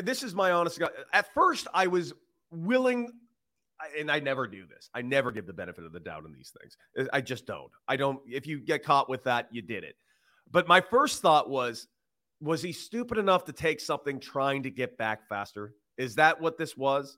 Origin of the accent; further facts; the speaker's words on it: Los Angeles, California, United States; now in Chicago, United States; A Los Angeles person that actually is from there